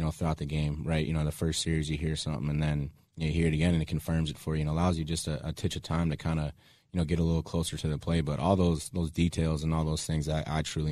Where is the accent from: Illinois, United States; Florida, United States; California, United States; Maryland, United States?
Illinois, United States; Chicago; my hometown team